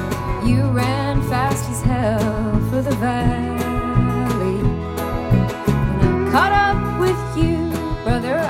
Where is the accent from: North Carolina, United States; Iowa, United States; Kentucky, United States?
Kentucky, United States; Louisville; I grew up in Louisville and I grew up listening to this station